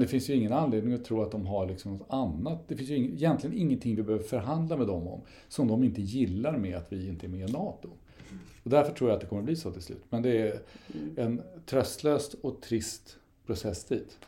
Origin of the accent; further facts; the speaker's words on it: Sweden; vi är särskilt annorlunda svenskar